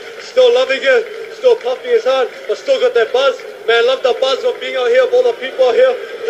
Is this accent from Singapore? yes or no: no; New Zealand; at the moment I'm New Zealander.